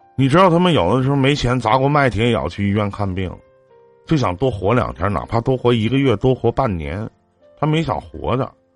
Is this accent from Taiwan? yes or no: no; Shenyang, Liaoning, China; 我家是沈阳的